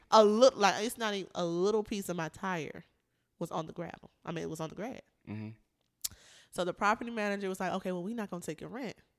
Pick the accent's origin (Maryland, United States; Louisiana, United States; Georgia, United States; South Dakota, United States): Georgia, United States; Atlanta; also born or lived in North Carolina; I moved to Atlanta when I was nine